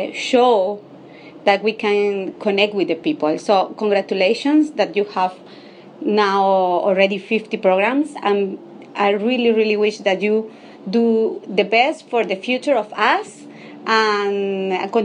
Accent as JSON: {"language": "English", "country": "Venezuela", "second_language": "English", "moved": "yes", "lives_now": "New York, United States", "said": "I'm from Venezuela, and I'm living now in New York"}